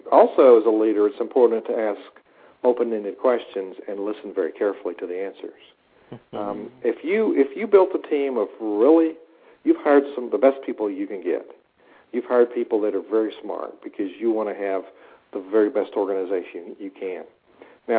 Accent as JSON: {"language": "English", "region": "the South", "country": "United States", "lives_now": "Blacksburg, United States", "said": "I come from the South"}